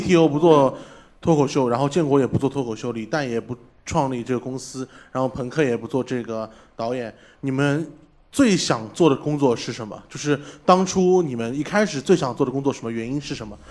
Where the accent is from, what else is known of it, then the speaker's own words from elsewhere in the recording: Northeast China, China; moved away; 在我们老家东北，我这个圈子里，最著名的娱乐方式叫待着